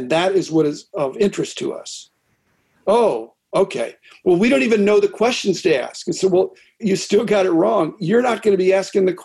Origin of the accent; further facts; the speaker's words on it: Pittsburgh, Pennsylvania, United States; I grew up in Pittsburgh